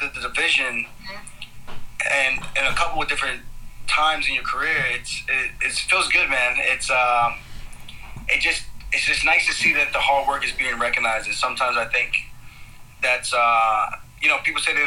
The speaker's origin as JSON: {"language": "English", "town": "Roosevelt", "region": "New York", "country": "United States", "tie": "born or raised there", "also_born_or_lived": "Uniondale, New York", "said": "I grew up in Roosevelt, moved to Uniondale"}